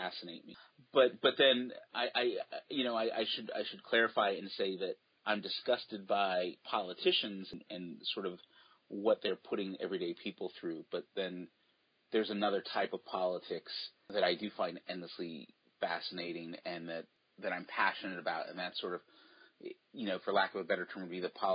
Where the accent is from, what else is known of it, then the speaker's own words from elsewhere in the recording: East Coast, United States; also born or lived in New York / New Jersey / Connecticut; now in Portland, United States; I grew up on the East Coast and I still have family there. So I'm back in New York. I lived in New York, New Jersey, and Connecticut.